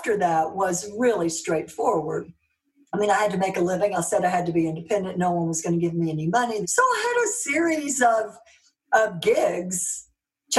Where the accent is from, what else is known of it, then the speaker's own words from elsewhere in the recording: Mississippi, United States; accent: Southern; moved away; also born or lived in Dallas, Texas / Europe; I'm from Mississippi, working class family.